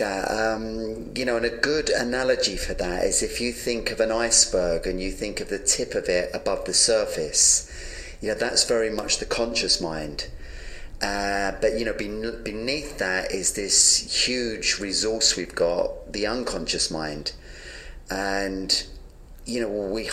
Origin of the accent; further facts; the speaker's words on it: London, United Kingdom; I was born in London and, you know, I had a very dysfunctional childhood. I grew up in a very violent, messed up home